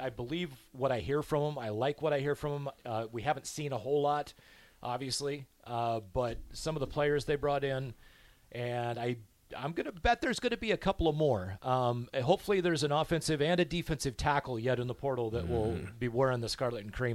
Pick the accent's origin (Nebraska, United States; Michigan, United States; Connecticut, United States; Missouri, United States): Nebraska, United States; Waverly; I grew up in Waverly, Nebraska, you know, 14 miles from the cathedral that is Memorial Stadium.